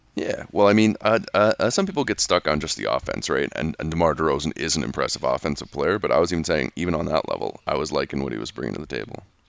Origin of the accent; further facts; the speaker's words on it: Canada; as a Canadian